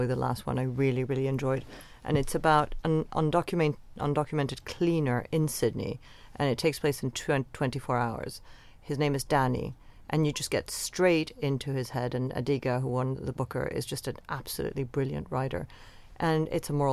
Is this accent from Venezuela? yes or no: yes; Venezuela; now in London, United Kingdom; the world that I grew up in Venezuela